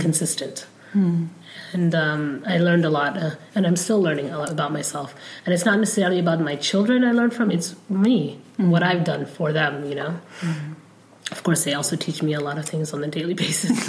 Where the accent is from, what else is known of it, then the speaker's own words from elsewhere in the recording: Somalia; first language Somali; English is a second language; also born or lived in Mogadishu; now in United States; I'm from Somalia. Um, and then after I learned, well, Somali, I learned growing up